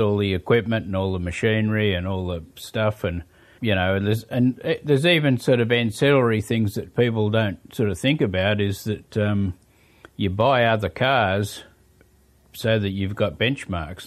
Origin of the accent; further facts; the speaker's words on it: Sydney, New South Wales, Australia; moved away as an adult; now in New Zealand; I was born in Australia